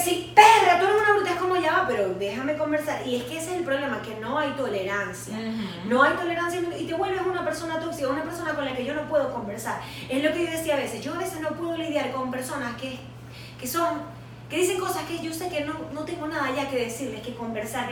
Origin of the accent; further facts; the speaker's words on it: Venezuela; nosotras como latinoamericanas y venezolanas